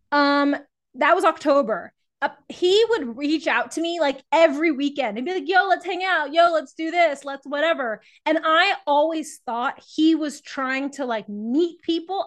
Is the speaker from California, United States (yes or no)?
no; San Antonio, Texas, United States; moved away as an adult; also born or lived in Baltimore, Maryland; now in Portland, United States; I'm originally from San Antonio, Texas, uh, where I grew up as a runner